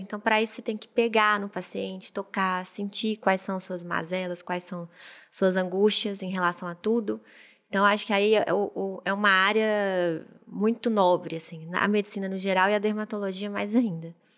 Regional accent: Montes Claros, Minas Gerais, Brazil; já sou de Montes Claros mesmo, natural de lá, e fiz faculdade lá.

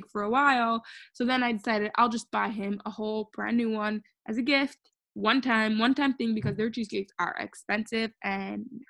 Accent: New York City, New York, United States; I was born in Brooklyn, Crown Heights, New York, in 1996

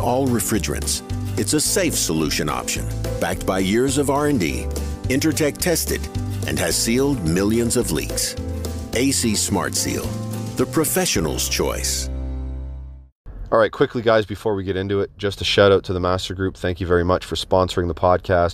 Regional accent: Canada; I'm Canadian

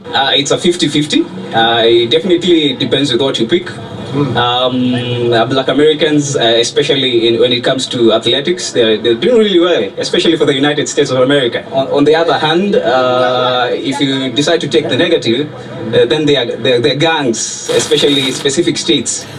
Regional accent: Nairobi, Kenya; In Nairobi, Kenya.

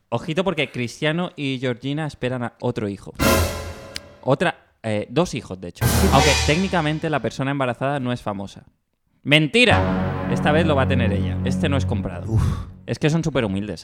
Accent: Mallorca, Balearic Islands, Spain; soy de Mallorca

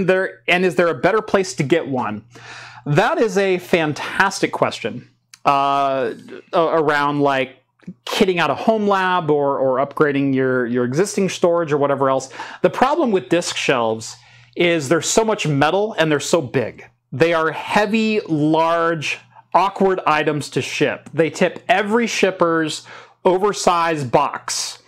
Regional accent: Melbourne, Victoria, Australia; I'm from Melbourne. It sounds like Melbourne.

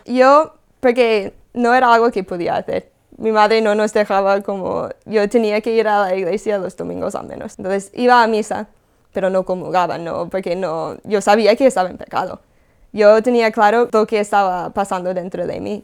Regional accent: California, United States; moved away; Yo soy de Estados Unidos, de California.

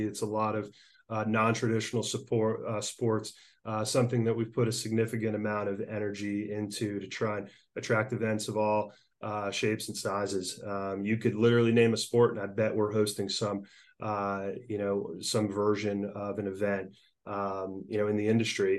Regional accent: Northern New Jersey, United States; moved away as an adult; also born or lived in Virginia / Orlando, Florida; now in Tampa Bay, United States; growing up in Northern New Jersey, I never thought I would end up in Florida

